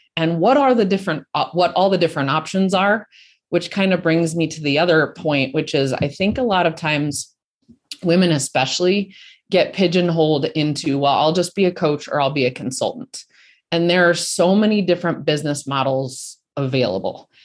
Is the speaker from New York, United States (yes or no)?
no; Colorado, United States; I'm from Colorado